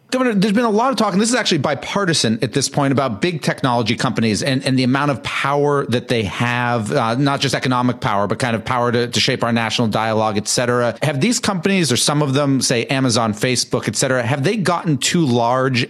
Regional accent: Massachusetts, United States; I'm from Massachusetts and live here

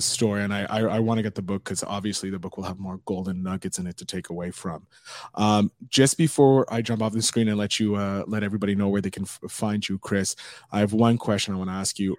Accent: Montreal, Quebec, Canada; I'm from Montreal

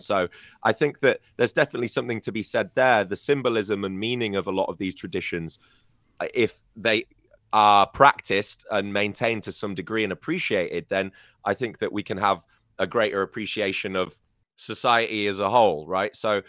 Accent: England, United Kingdom; But I know that when I grew up celebrating Christmas in England, I went to quite a religious school when I was younger.

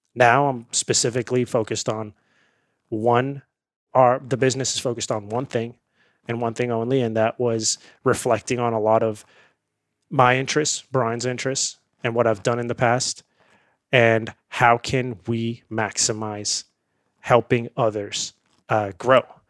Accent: India; now in United States; I grew up in India

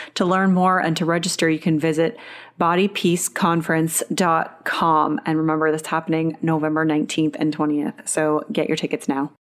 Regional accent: Canada; I'm Canadian, but I'm an hour away from the border

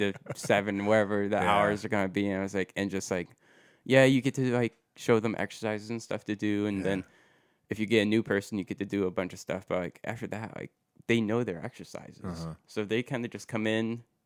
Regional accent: Walbridge, Ohio, United States; Wallbridge, Ohio. {S1} Oh really? {S2} So, yeah. So not too far from Perrysburg, really.

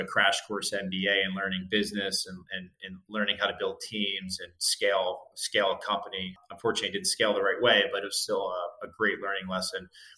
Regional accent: New Jersey, United States; moved away as an adult; also born or lived in Santa Clara; I grew up in South New Jersey, right by Philadelphia.

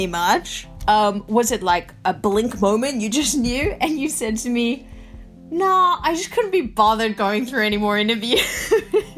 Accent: South Africa; now in Australia; I was born in South Africa and then, you know, moved to Australia.

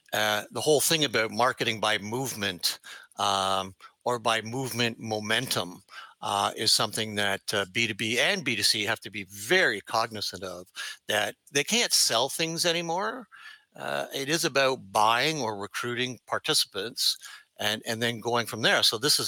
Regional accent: Canada; accent: Canadian; my Canadian accent, Lee.

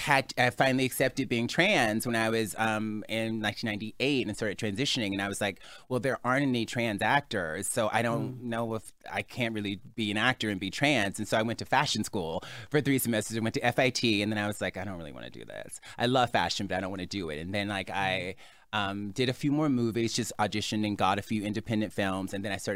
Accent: Mobile, Alabama, United States; It's set in my hometown of Mobile, Alabama.

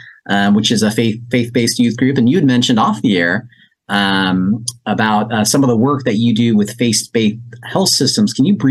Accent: Azusa, California, United States; I grew up in Azusa.

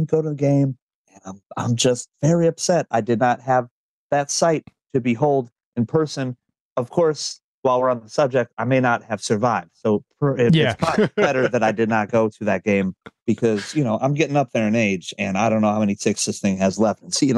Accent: Illinois, United States; now in Lafayette, United States; Suburban Chicago. In Lafayette, Indiana right now, which is halfway between, not halfway, it's closer to Indianapolis, but I'm a Bulls guy. I lived in Chicago until I was in my late 20s.

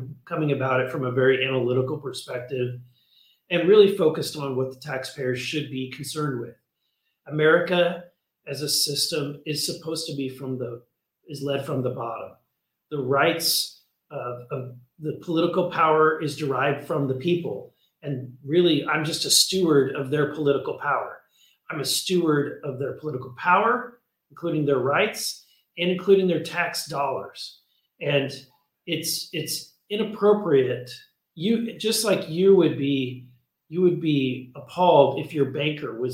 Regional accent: Missouri, United States; the state that I'm from Missouri

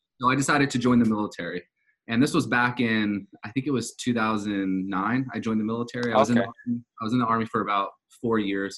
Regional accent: Southern California, United States; I grew up in Southern California from a very, very low income family

